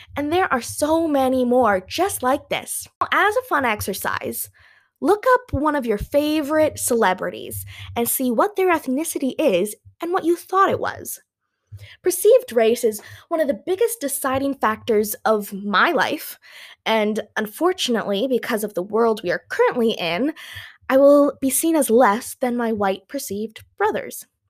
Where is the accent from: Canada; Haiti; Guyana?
Canada; first language English; I'm from Canada, eh?